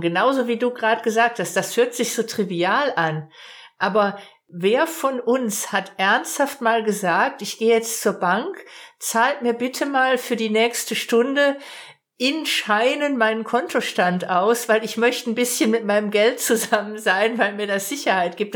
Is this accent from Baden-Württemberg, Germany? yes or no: yes; Baden-Württemberg, Germany; Ich komme aus Baden-Württemberg. Ich, ich wohne im, im nördlichen Umfeld vom Großraum